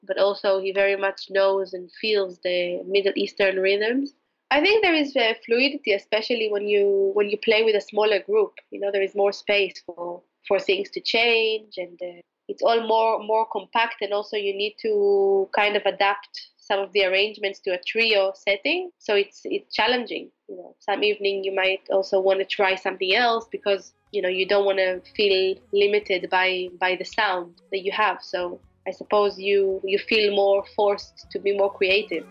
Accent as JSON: {"language": "English", "town": "Jerusalem", "region": "Jerusalem District", "country": "Israel", "tie": "born or raised there", "also_born_or_lived": "Spain / England / Morocco", "moved": "yes", "said": "I was born in Jerusalem"}